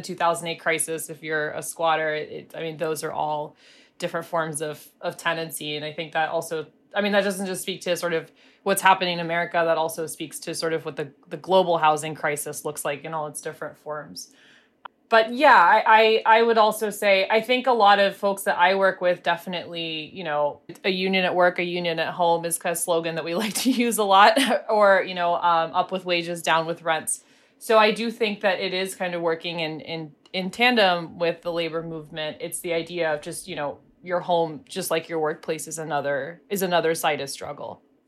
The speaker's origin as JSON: {"language": "English", "town": "Pittsburgh", "region": "Pennsylvania", "country": "United States", "tie": "born or raised there", "said": "I grew up in Pittsburgh"}